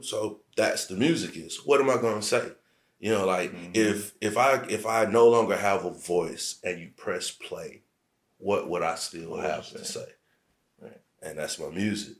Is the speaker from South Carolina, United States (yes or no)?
yes; Aiken, South Carolina, United States; moved away; I'm from Aiken, South Carolina